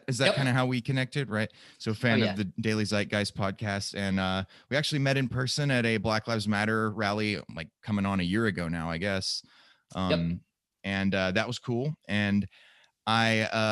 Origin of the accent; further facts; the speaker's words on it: the Bible Belt, United States; growing up in the Bible Belt